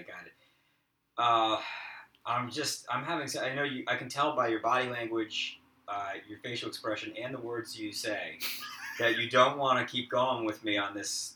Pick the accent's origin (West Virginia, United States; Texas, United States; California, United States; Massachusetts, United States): Massachusetts, United States; Boston; the losers I grew up with in Boston